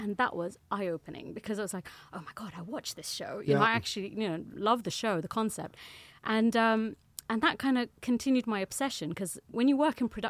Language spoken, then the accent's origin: English; Germany; born there; I was born in Germany, which makes it even more confusing.